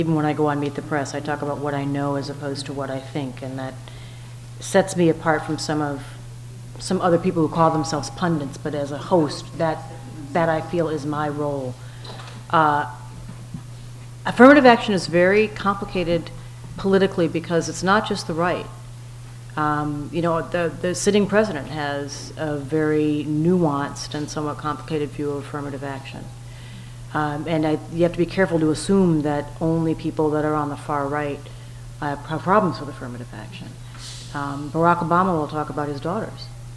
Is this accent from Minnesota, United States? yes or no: yes; Minnesota, United States; also born or lived in Birmingham, Alabama; I grew up in Minnesota, and I spent a lot of my time in Birmingham, Alabama.